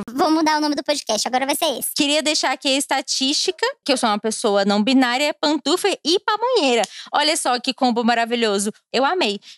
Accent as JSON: {"language": "Portuguese", "region": "Goiás", "country": "Brazil", "said": "É, eu sou goiana e quando o micro, micróbio do caralho passar, a gente vai comer uma pamonha no Gerivá."}